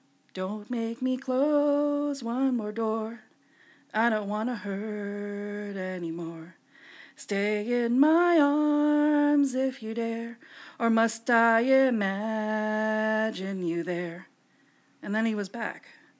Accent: Philippines; For I am Filipino, and as karaoke is practically the Philippines' national sport, along with basketball and cockfighting, I felt duty-bound to attend.

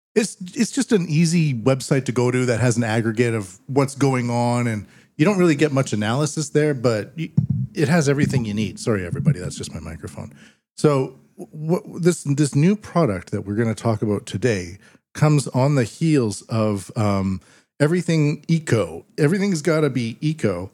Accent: Canada; now in Japan; I'm a Canadian living in Japan

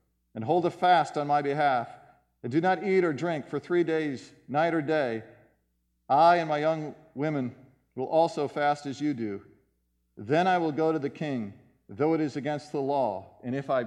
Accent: United States; we are American citizens, many of us here

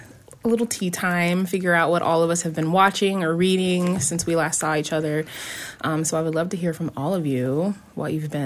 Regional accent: Champaign-Urbana, Illinois, United States; born or raised there

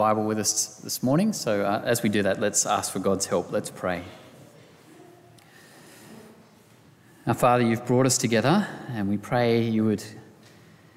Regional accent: Australia

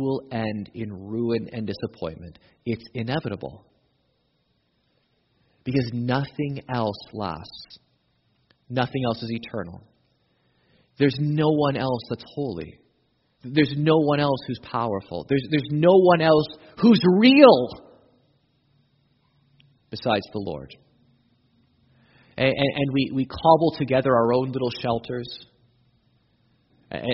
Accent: Canada; we're Canadian

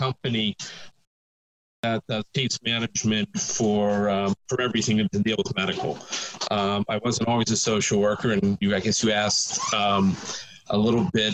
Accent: Pittsburgh, Pennsylvania, United States; I was born and bred in Pittsburgh

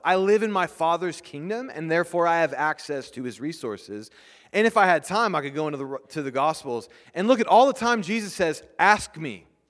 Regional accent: United States; We're not British. We're English, or we're American

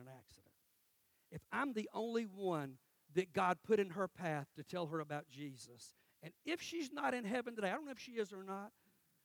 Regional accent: Cordele, Georgia, United States; moved away; I'm in my hometown in Cordell

